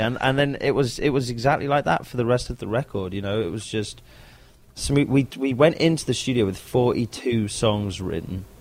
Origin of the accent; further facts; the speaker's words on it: London, United Kingdom; That's my hometown, London. I'm from London